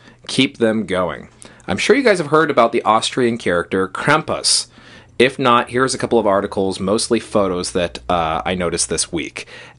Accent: Dublin, Leinster, Ireland; I'm half Irish, and I grew up in Dublin, so maybe this is an Irish thing.

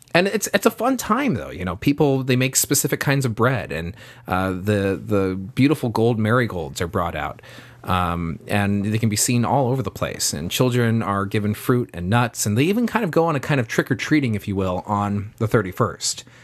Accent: Bay Area, California, United States; I grew up in the Bay Area

